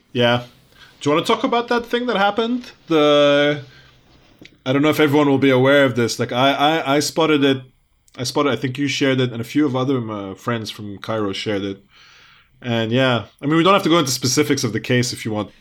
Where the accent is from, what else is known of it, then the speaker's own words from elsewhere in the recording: United Kingdom; also born or lived in Lebanon; we're British Arab